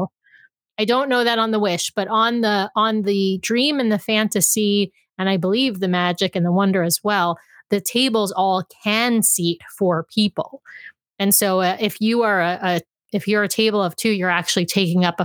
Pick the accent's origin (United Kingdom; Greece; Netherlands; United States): United States; New York; also born or lived in Washington state; now in Washington, United States; I'm originally from New York. I'm transplanted here in Washington state